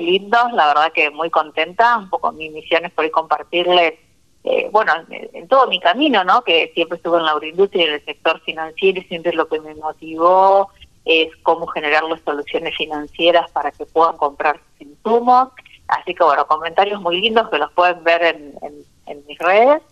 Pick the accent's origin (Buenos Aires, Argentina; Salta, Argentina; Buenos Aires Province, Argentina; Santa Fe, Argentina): Santa Fe, Argentina; desde mi tierra, Santa Fecina.